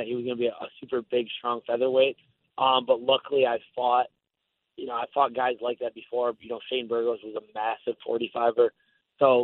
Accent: Buffalo, New York, United States; moved away as an adult; now in Tampa, United States; I grew up in Buffalo and I've lived in Tampa the last 10 years

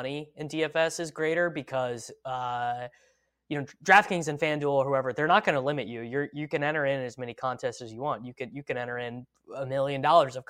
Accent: Midwest, United States; I'm from the Midwest

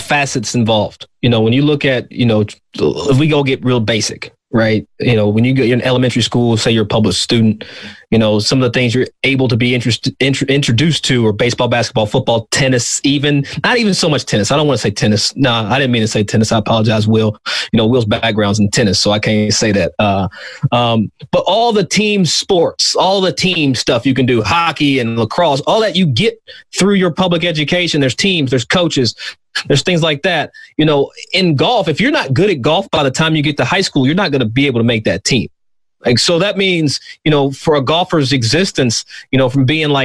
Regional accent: Versailles, Kentucky, United States; I'm from Versailles, Versailles, Kentucky, not Versailles, Versailles, as country as it is

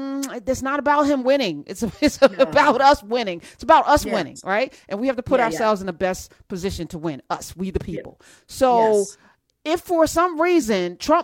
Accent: New Jersey, United States; I'm from Jersey

